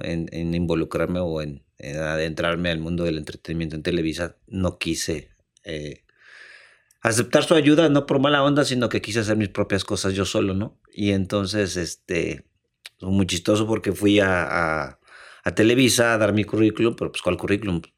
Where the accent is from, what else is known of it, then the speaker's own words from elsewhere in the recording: Mexico; moved away as an adult; also born or lived in Madrid / South Africa; todos nosotros como mexicanos